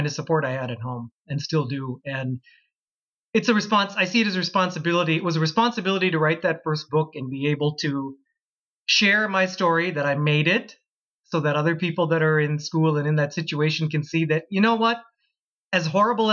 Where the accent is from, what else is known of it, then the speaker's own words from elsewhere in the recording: Plymouth, Minnesota, United States; also born or lived in Calgary, Canada / Florida; I grew up in did all my schooling in the town of Plymouth since I was five